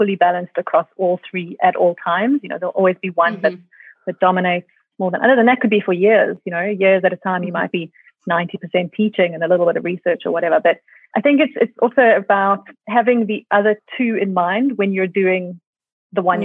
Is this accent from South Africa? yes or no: yes; South Africa; also born or lived in Australia; I moved back to South Africa from Australia after my PhD